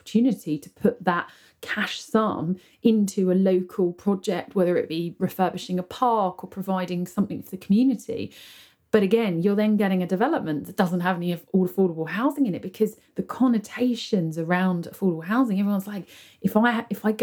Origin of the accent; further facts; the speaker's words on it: United Kingdom; I live here, I'm British.